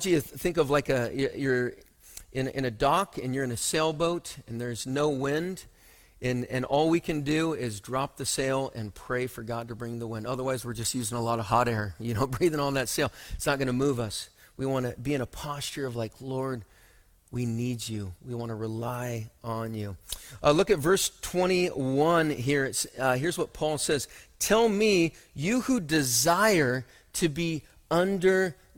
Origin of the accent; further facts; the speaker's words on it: Othello, Washington, United States; As a young kid, I grew up in Othello, and then has anyone actually even heard of Othello? It is actually in Washington